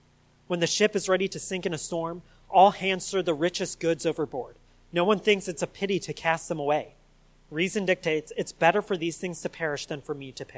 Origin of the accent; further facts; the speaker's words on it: United States; us Americans